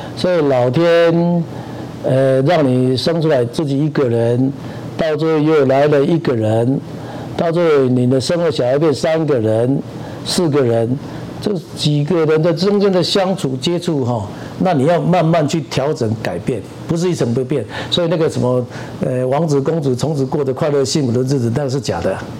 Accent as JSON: {"language": "Chinese", "region": "southern Taiwan", "country": "Taiwan", "moved": "as an adult", "said": "我这个南部的这，这个，呃，土炮子"}